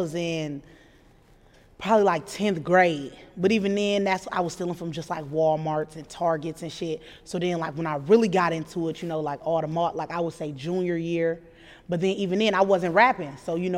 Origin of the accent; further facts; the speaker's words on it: Omaha, Nebraska, United States; I grew up in Omaha